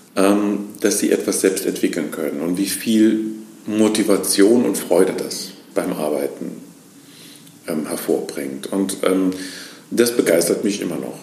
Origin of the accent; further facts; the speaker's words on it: Lahnstein, Rhineland-Palatinate, Germany; also born or lived in near Koblenz; Ursprünglich bin ich in Lahnstein aufgewachsen, bin dann ähm, in die Nähe von Koblenz gezogen